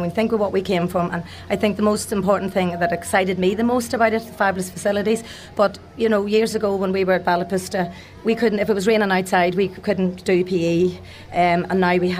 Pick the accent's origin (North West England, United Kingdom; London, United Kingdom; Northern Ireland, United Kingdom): Northern Ireland, United Kingdom; Downpatrick; Downpatrick, County Down.